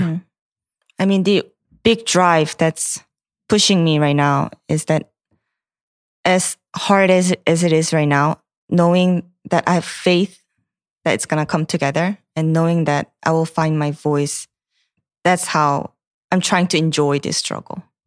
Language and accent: English; South Korea; English is a second language; now in United States; the country that I grew up